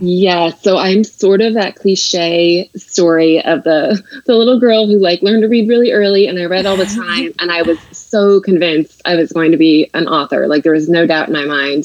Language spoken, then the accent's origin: English; Seattle, Washington, United States; moved away as an adult; now in New York, United States; I'm actually from the Seattle area